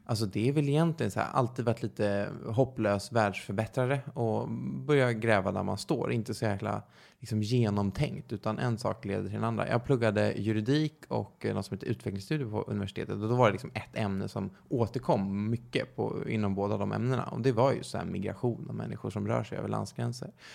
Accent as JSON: {"language": "Swedish", "town": "Stockholm", "region": "Stockholm County", "country": "Sweden", "tie": "born or raised there", "said": "född och uppvuxen i Stockholm"}